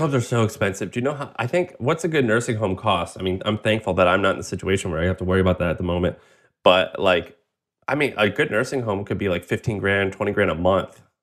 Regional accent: Missouri, United States; I'm from Missouri

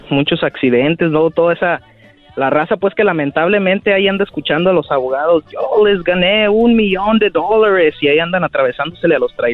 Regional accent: Zamora, Michoacán, Mexico; De Zamora, Michoacán.

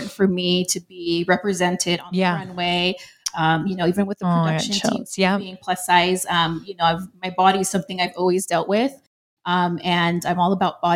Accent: Bay Area, California, United States; we're from the Bay Area here locally

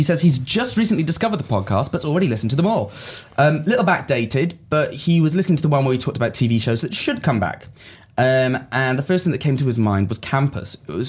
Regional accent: Swansea, Wales, United Kingdom; born there; I was born in Swansea.

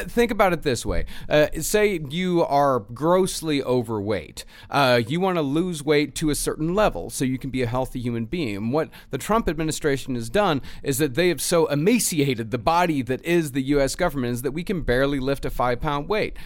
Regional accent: United States; we as American citizens, taxpaying citizens

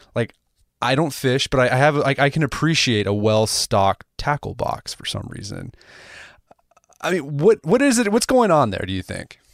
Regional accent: United States; I'm American

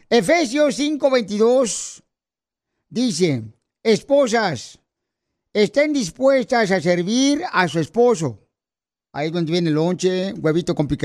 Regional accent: Michoacán, Mexico; now in United States; ¿Y a qué venimos de Michoacán a Estados Unidos?

